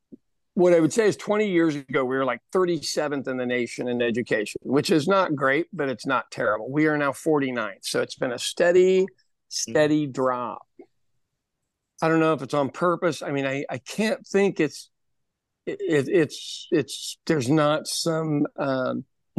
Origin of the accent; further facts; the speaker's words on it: Ireland; now in United States; for me, being Irish, that was the only way we could fight the English is get a good education and then not stay in Ireland, you know, come to America